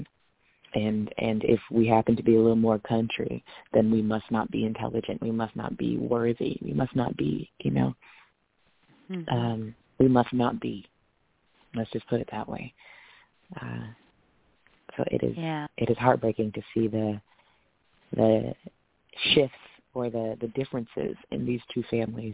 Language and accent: English; Vacaville, California, United States; I was raised in Vacaville